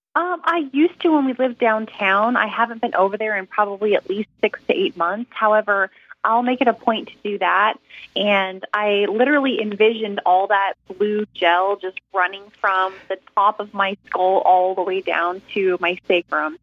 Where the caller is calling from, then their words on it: Long Beach, California, United States; am calling from Long Beach, California.